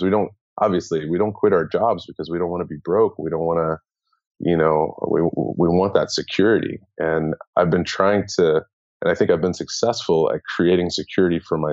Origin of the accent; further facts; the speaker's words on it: United States; moved away as an adult; also born or lived in San Francisco; now in Bangkok, Thailand; as an American